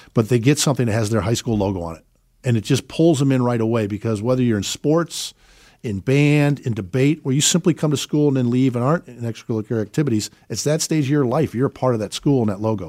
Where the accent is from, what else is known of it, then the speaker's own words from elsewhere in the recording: Chicago, Illinois, United States; moved away; we're originally from Chicago, have four beautiful children